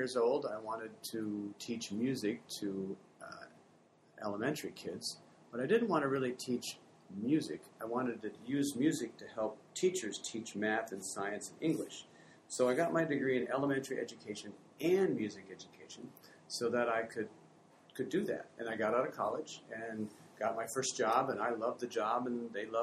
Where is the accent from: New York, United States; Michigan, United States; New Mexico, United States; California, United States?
Michigan, United States; Fremont; moved away as an adult; also born or lived in Hamilton; I grew up in Fremont, Michigan, back in the, I guess, in the 60s